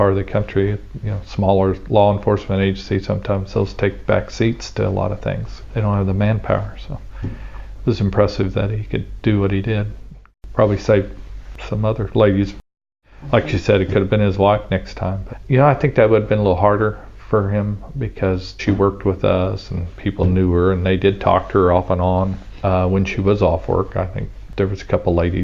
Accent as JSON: {"language": "English", "town": "Ava", "country": "United States", "tie": "born or raised there", "said": "I grew up in Ava"}